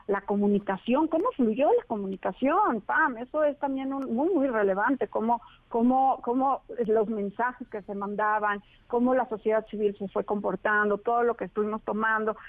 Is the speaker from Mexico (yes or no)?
yes; Mexico; como mexicanos